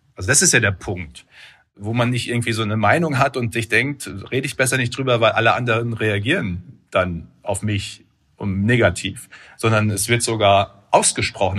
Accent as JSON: {"language": "German", "area": "Münsterland", "region": "North Rhine-Westphalia", "country": "Germany", "said": "Ich komme aus dem Münsterland, ist eine der auch landwirtschaftlich intensivsten Regionen in Europa"}